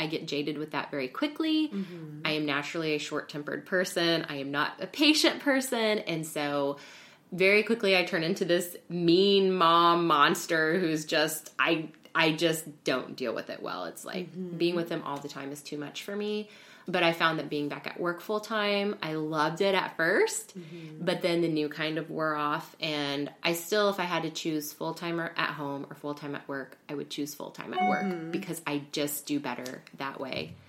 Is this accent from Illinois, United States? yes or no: yes; Central Illinois, United States; moved away as an adult; also born or lived in Kirksville, Missouri; now in Hyde Park, United States; I'm from Central Illinois